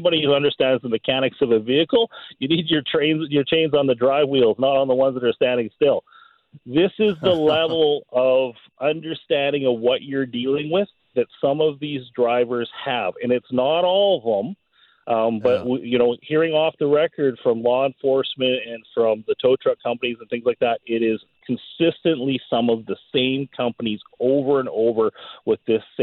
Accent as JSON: {"language": "English", "town": "New Westminster", "region": "British Columbia", "country": "Canada", "tie": "born or raised there", "moved": "as an adult", "lives_now": "Clearwater, Canada", "said": "I grew up in New Westminster, you know, with the hills and things like that."}